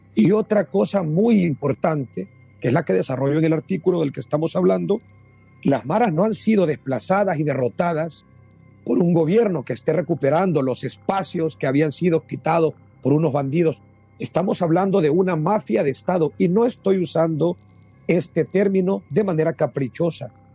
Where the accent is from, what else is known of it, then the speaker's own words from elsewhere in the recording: El Salvador; los salvadoreños, mis compatriotas